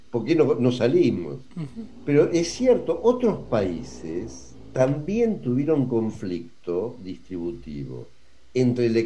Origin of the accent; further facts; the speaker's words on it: Argentina; pero somos todos argentinos, todos ciudadanos